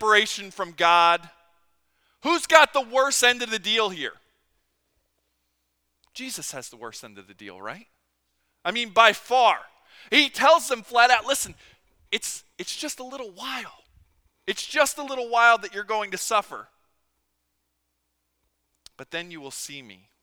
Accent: Philadelphia, Pennsylvania, United States; growing up in Philadelphia

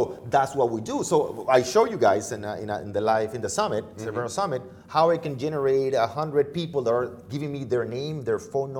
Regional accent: Venezuela; now in United States; I'm from Venezuela originally.

